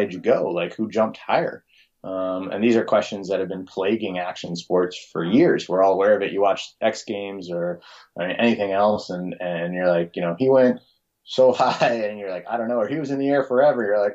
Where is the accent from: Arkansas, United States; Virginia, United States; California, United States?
California, United States; Los Angeles; moved away as an adult; also born or lived in Davis, California; now in Hood River, United States; I grew up in Los Angeles